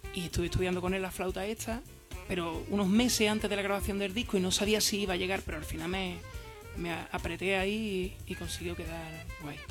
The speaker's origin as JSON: {"language": "Spanish", "town": "San Fernando", "region": "Andalusia", "country": "Spain", "said": "yo, por ejemplo, que soy de San Fernando"}